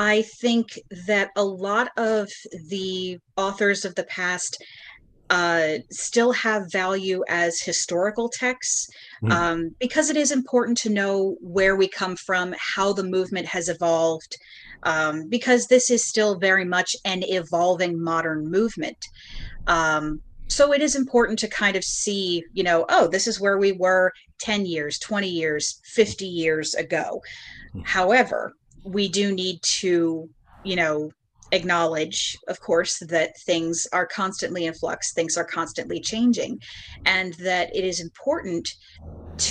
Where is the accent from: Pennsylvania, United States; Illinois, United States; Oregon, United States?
Pennsylvania, United States; Bucks County; I grew up in the wilds of Bucks County in Pennsylvania.